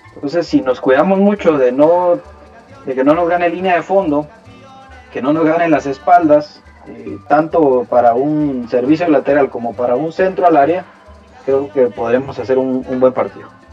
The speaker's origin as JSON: {"language": "Spanish", "country": "Guatemala", "said": "nosotros somos chapines"}